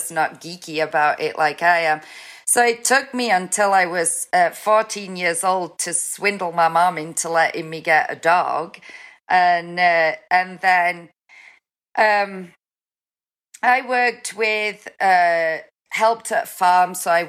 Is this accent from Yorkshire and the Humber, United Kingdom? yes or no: no; Newcastle, North East England, United Kingdom; Newcastle, which is just south of the border of Scotland. So most people, if they take a stabbing guess at my accent, will ask me if I'm Scottish.